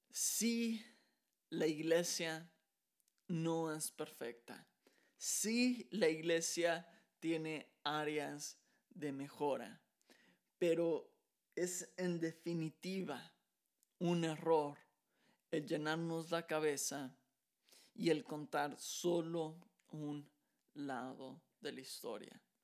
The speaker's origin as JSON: {"language": "Spanish", "country": "Mexico", "moved": "as an adult", "lives_now": "Texas, United States"}